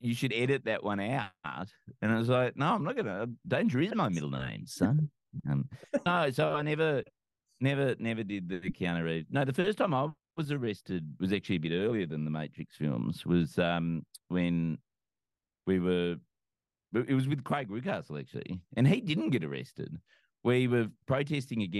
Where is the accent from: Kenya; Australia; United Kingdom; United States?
Australia; New South Wales; growing up in New South Wales